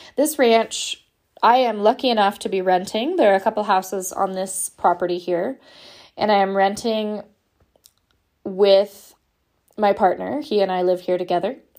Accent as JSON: {"language": "English", "region": "Southern California", "country": "United States", "also_born_or_lived": "Portland, Oregon / Pacific Northwest / Washington / Idaho", "moved": "as an adult", "said": "I am from Southern California"}